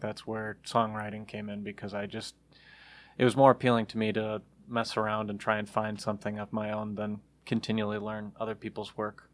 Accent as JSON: {"language": "English", "town": "Troy", "region": "Michigan", "country": "United States", "said": "Troy, Michigan is where I'm from"}